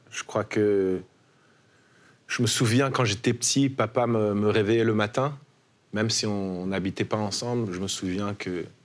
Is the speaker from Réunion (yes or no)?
no; New York, United States; also born or lived in Paris; je suis de New York aussi. Ma mère, on, a grandi là-bas avec maman. Euh, on est parti de Paris, j'avais 12 ans.